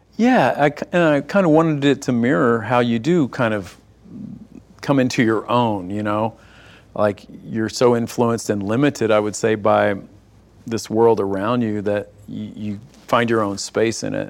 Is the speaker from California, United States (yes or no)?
no; East Texas, United States; I grew up in in East Texas